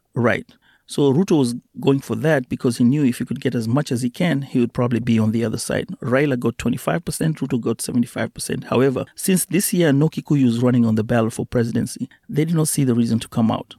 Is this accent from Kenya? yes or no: yes; Mombasa, Mombasa County, Kenya; moved away as an adult; now in United States; I come from Mombasa